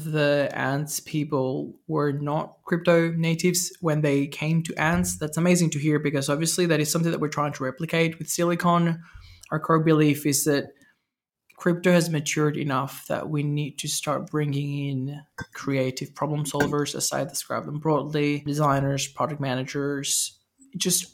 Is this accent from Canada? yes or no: no; Venezuela; I grew up in Venezuela, very corrupt, very fast paced, very like street smart, bribery